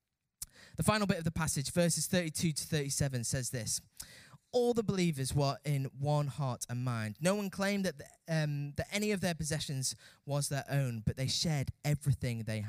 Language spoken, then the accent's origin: English; United Kingdom; as British people